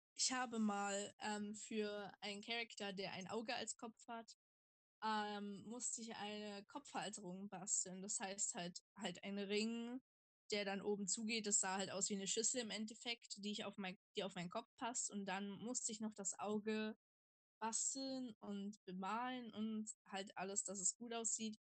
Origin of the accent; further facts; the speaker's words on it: Saxony-Anhalt, Germany; ich komme aus Sachsen-Anhalt